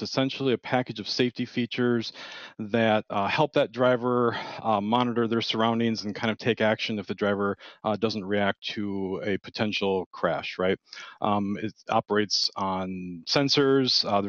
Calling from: Milwaukee, Wisconsin, United States; Yeah, so I'm out of the Milwaukee, Wisconsin area.

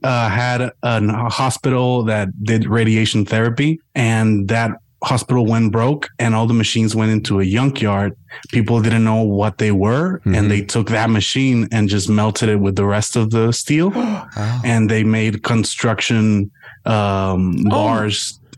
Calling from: Ciudad Juárez, Chihuahua, Mexico; I'm calling from Ciudad Juárez, Mexico.

